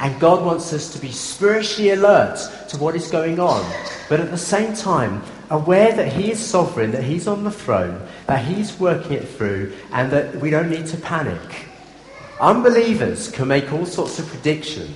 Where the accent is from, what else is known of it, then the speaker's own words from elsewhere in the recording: Durban, KwaZulu-Natal, South Africa; moved away; I grew up in South Africa in my early days, and we had a boat in Durban Harbour.